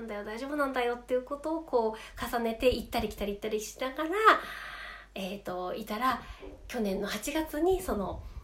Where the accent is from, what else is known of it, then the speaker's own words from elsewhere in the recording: Sapporo, Hokkaido, Japan; 札幌生まれ札幌育ちの